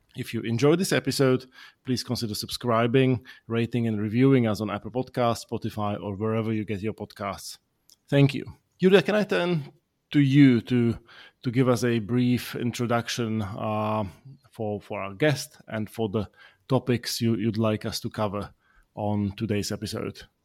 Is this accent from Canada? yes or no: no; Slovakia; moved away; I'm from Slovakia.